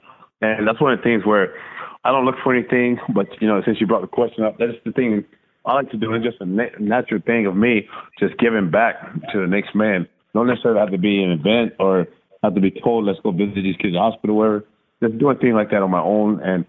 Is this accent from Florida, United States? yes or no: yes; Tampa, Florida, United States; But it was just a fun time growing up in Tampa. At that time, good loving family, something like a mid-class family.